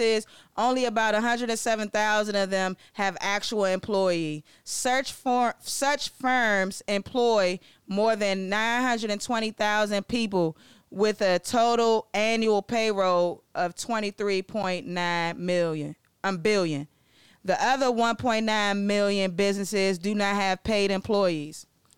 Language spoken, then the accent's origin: English; Maryland, United States; I'm from Maryland